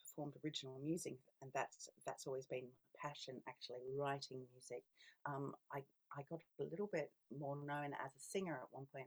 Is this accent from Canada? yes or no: no; Australia; moved away as an adult; also born or lived in Scotland / London; I was born in Scotland, but I immigrated as a child to Australia, and that's where I grew up